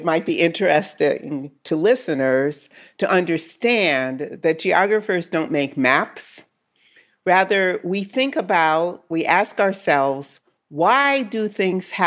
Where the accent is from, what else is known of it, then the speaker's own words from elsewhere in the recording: New Haven, Connecticut, United States; he's kind of known in my hometown to this day